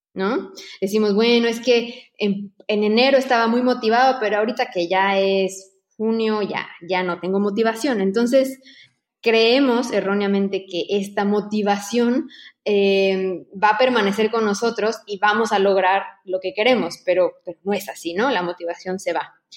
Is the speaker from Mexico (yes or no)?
yes; Mexico; moved away as an adult; now in Barcelona, Spain